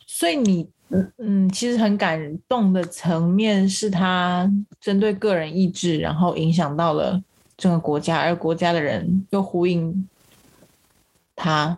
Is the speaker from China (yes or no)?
no; Taiwan; 我们台湾人